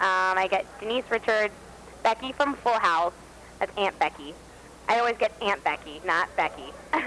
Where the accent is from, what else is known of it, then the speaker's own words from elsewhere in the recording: Texas, United States; moved away; I grew up in Texas